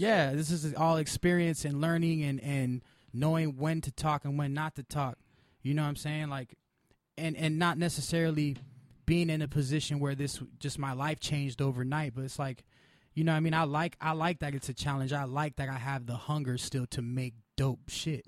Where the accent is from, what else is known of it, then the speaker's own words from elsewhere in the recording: Pasadena, California, United States; I grew up in Pasadena, so it was like a mixture of a bunch of people.